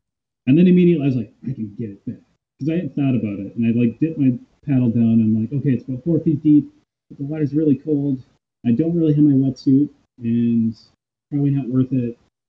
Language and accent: English; Minnesota, United States; I'm from Minnesota